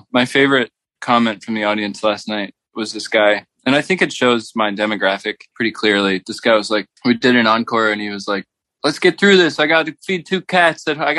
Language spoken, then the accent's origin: English; North Carolina, United States; moved away as an adult; also born or lived in Brooklyn, New York; I grew up in North Carolina, but I did my time in Brooklyn.